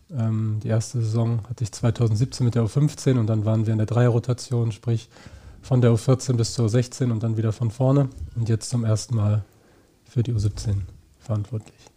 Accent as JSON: {"language": "German", "town": "Niebüll", "region": "Schleswig-Holstein", "country": "Germany", "tie": "born or raised there", "also_born_or_lived": "Heidelberg", "moved": "yes", "said": "Also ich komme aus Nibel"}